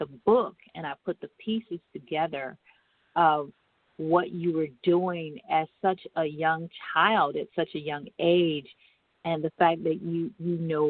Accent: Michigan, United States; I was raised in Michigan

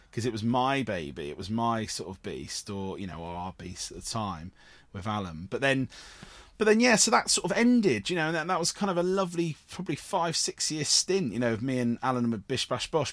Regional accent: Cornwall, South West England, United Kingdom; I grew up in Cornwall with, with theatre companies like Nihai

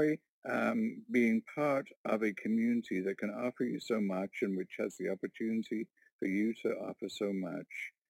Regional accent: Warkworth, Ontario, Canada; I'm from Warkworth, Ontario, a little rural community of 700 people.

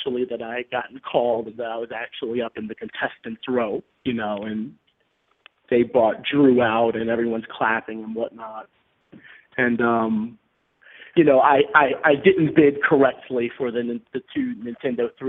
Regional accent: Baltimore, Maryland, United States; now in Bronx, New York, United States; I was originally from Baltimore, Maryland, currently living in the Bronx, New York.

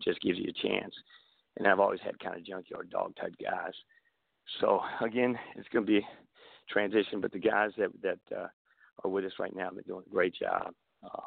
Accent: D.C. area, Maryland, United States; moved away as an adult; also born or lived in Kentucky / Pennsylvania; now in Memphis, United States; I'm kind of a product of growing up in the Maryland D.C. area

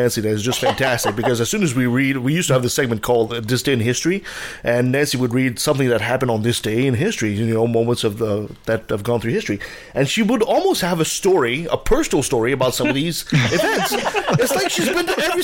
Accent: Quebec, Canada; moved away; I'm originally from Quebec, so I was raised Catholic

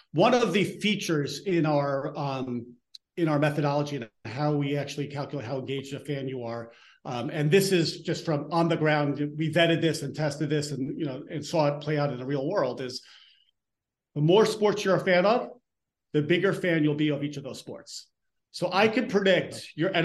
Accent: Elmsford, New York, United States; I'm from Elmsford

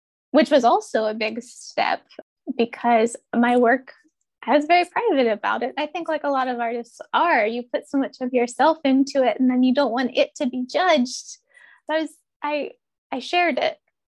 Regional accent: Ohio River Valley, United States; moved away; also born or lived in Pacific Northwest; I grew up in the Ohio River Valley, which is ecologically just very different

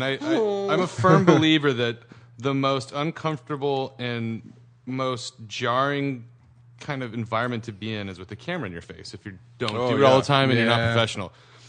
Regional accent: Santa Cruz, California, United States; I grew up in Santa Cruz, which is about an hour and change south of San Francisco.

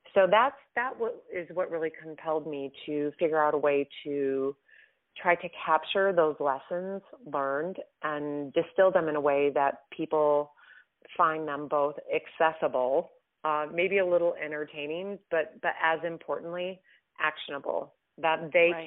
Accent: Midwest, United States; I grew up in the Midwest. I'm a Midwestern girl

